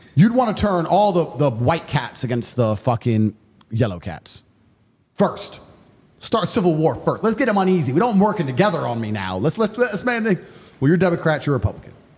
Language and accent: English; United States; I'm American